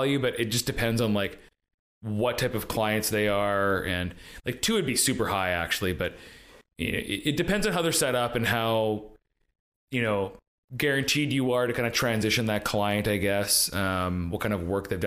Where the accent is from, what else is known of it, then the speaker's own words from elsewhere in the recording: Coquitlam, British Columbia, Canada; also born or lived in North Vancouver; I grew up in Coquitlam